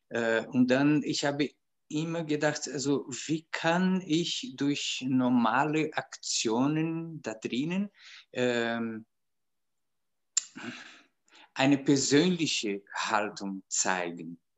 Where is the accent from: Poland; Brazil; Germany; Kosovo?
Brazil; German is a second language; moved away as an adult; now in Austria; ich bin aus Brasilien nach Österreich gekommen, um Musik zu studieren.